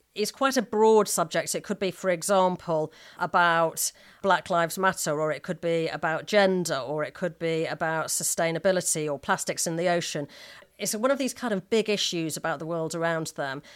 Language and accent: English; Manchester, North West England, United Kingdom; I was brought up in Manchester